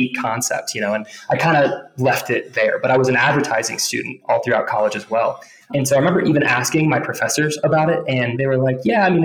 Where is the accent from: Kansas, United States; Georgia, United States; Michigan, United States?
Kansas, United States; Johnson County; moved away as an adult; now in Colorado, United States; growing up where I grew up in Johnson County specifically